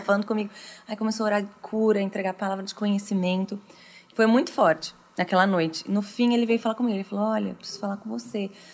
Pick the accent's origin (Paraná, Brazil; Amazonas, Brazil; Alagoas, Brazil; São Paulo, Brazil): São Paulo, Brazil; Franca; Eu nasci em Franca, uma cidade do interior de São uhum. Paulo.